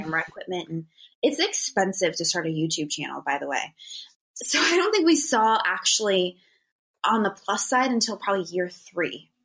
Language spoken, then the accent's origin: English; Northeast Ohio, United States; moved away as an adult; now in California, United States; I'm from Ohio